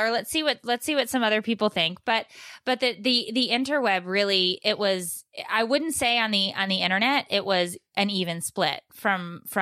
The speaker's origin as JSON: {"language": "English", "region": "California", "country": "United States", "tie": "born or raised there", "moved": "yes", "lives_now": "New Hampshire, United States", "said": "I was raised in California"}